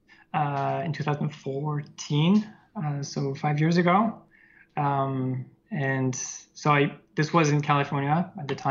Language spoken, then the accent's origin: English; near Lyon, Auvergne-Rhône-Alpes, France; born or raised there